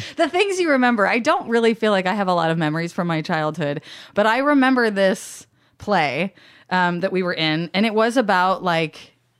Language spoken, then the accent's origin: English; Alaska, United States; also born or lived in Florida; The things you might learn later is that my dad, I grew up in Alaska and my dad currently still lives there. And my mom was in Florida. And so I was kind of jumping back and forth.